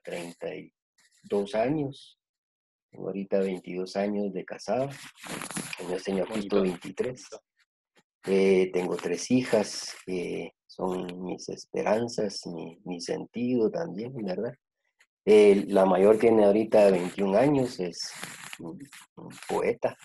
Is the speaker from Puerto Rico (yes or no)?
no; Guatemala; soy, soy guatemalteco, nací en Guatemala hace 54 años